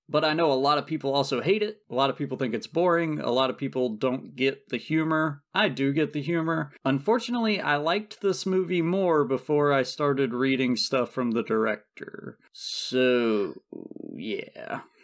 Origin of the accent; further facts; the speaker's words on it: South Georgia, United States; I'm from South Georgia and never took French